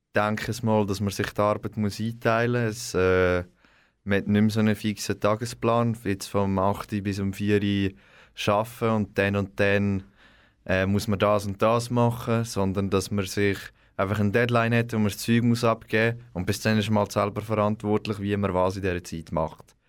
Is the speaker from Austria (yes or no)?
no; Zetzwil, Aargau, Switzerland; Ich komme aus Zetzwil